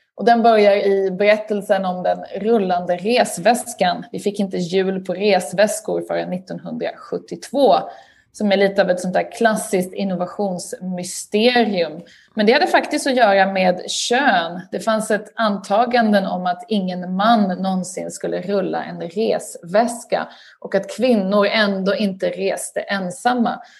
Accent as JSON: {"language": "Swedish", "town": "Lund", "region": "Skåne", "country": "Sweden", "tie": "born or raised there", "also_born_or_lived": "Uppsala / Stockholm", "moved": "as an adult", "lives_now": "United Kingdom", "said": "Jag är uppvuxen i Lund pluggade i Uppsala och bodde sen i Stockholm i ett antal år innan jag flyttade till eh, Storbritannien"}